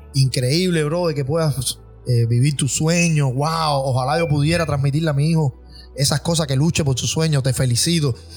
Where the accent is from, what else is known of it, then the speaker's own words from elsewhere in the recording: Cuba; moved away as an adult; now in United States; nosotros somos una banda cubana